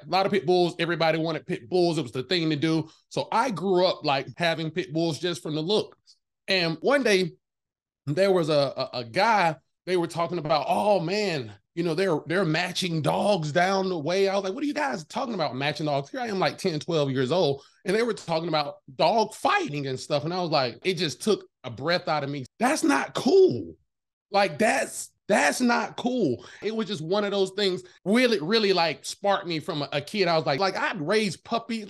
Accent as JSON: {"language": "English", "region": "the South", "country": "United States", "said": "I'm from the South"}